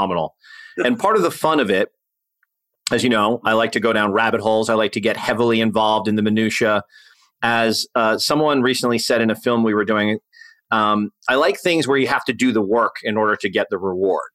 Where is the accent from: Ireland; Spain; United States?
United States; as an American